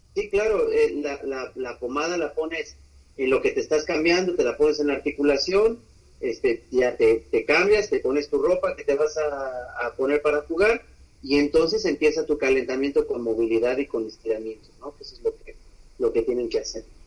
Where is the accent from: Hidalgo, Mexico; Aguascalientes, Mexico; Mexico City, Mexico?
Aguascalientes, Mexico; also born or lived in Colima; Pues de, Aguascalientes, ahí, ahí nacimos. No realmente nací en Colima, pero, pero nos registraron en, en Aguascalientes, así que ahí he vivido toda la vida, así que de allá somos